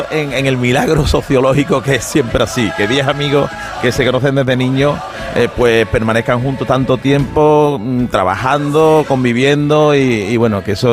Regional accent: Seville, Andalusia, Spain; que soy sevillano y sevillista

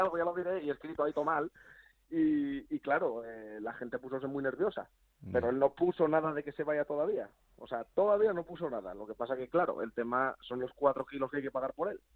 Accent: Spain; como español que soy

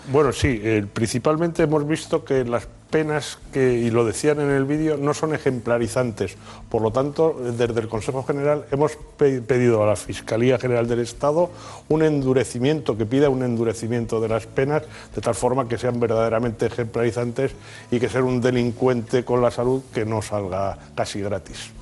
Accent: Spain; los españoles somos los europeos que menos acuden al dentista

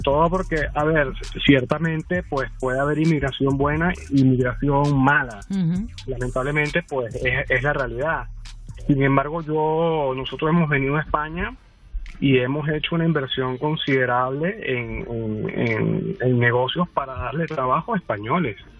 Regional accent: Venezuela; now in Spain; Yo también soy venezolano, pero de familia italiana, tengo la doble nacionalidad.

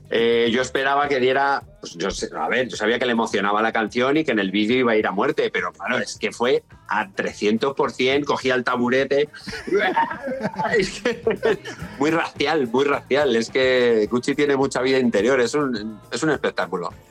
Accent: Madrid, Community of Madrid, Spain; born there; yo encantado, me siento extremeño, pero yo nací en Madrid.

